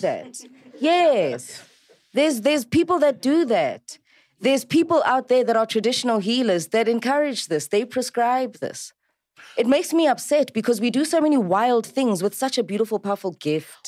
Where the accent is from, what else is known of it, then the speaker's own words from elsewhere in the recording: South Africa; I'm South African and I like isiZulu